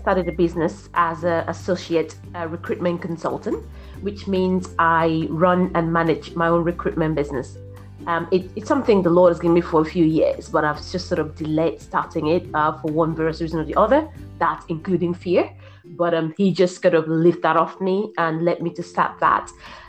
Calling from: Brighton, South East England, United Kingdom; I'm calling in from Brighton.

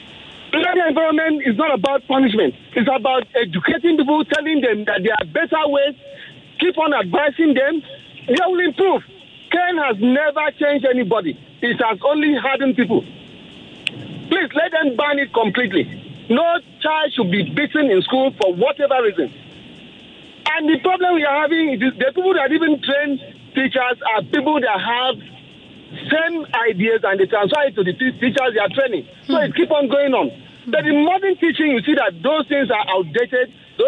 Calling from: Ikeja, Lagos, Nigeria; I'm calling from Ikeja.

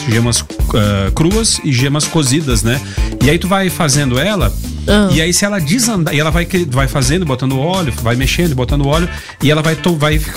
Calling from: Goiás, Brazil; Boa tarde … eu sou aqui da Jaiara

